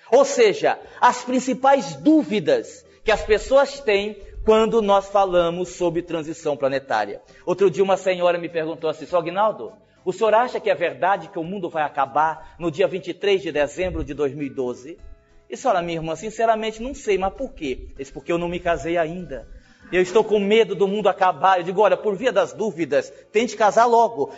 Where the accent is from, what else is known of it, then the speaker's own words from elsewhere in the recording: Brazil; a gente é brasileiro